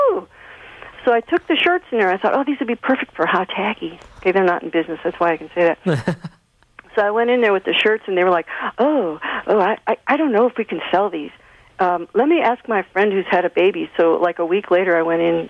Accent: Chicago, Illinois, United States; also born or lived in California / New York; now in Cincinnati, United States; I'm from Chicago. I was born in Chicago and lived in California for many years and New York and all that stuff. So, right now I'm in Cincinnati

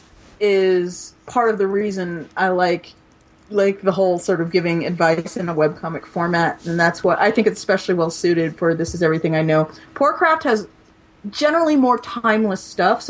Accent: Maryland suburbs, United States; where I grew up in the Maryland suburbs

